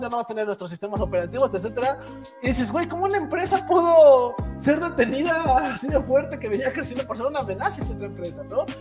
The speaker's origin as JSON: {"language": "Spanish", "region": "Tlaxcala", "country": "Mexico", "said": "Yo que soy de Tlaxcala"}